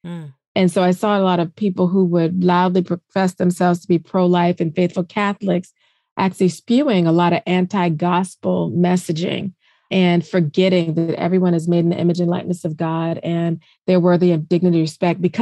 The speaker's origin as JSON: {"language": "English", "region": "South Carolina", "country": "United States", "moved": "yes", "lives_now": "Washington, D.C. metro area, United States", "said": "I'm originally from South Carolina. So I consider myself a Southerner at heart, although I'm living in the DC metro area."}